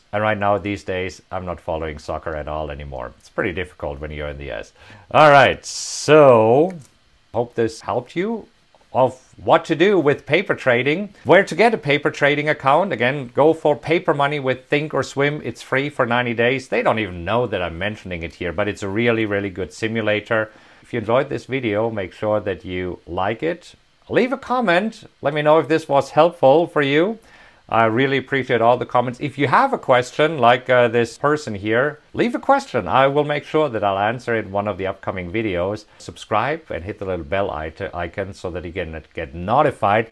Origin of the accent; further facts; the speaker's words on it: Hagen, North Rhine-Westphalia, Germany; moved away as an adult; also born or lived in Bavaria; now in United States; Right here, Hagen. That's where I was born. This is where I grew up.